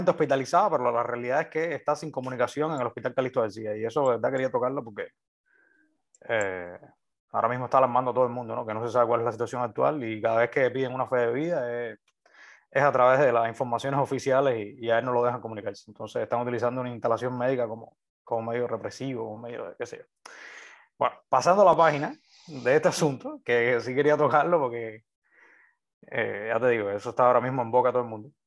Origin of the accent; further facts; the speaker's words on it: Cuba; no sabe si somos cubanos o chinos.